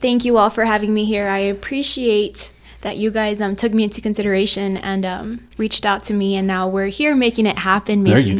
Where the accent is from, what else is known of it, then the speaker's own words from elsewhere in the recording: El Paso, Texas, United States; also born or lived in California / New Mexico; I was born in California, but I was raised in El Paso. I grew up here. My family came here when I was a little baby, so I've grown up in El Paso. I've pretty much lived here my entire life.